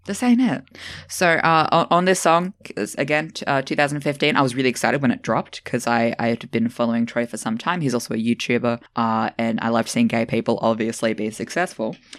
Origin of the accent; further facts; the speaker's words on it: Australia; I'm Australian